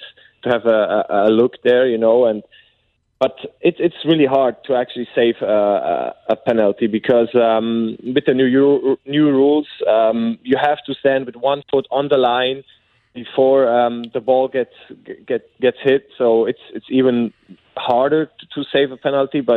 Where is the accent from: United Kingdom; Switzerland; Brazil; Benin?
Switzerland; Bern; moved away as an adult; now in St. Louis, United States; I'm from Bern, SC Bern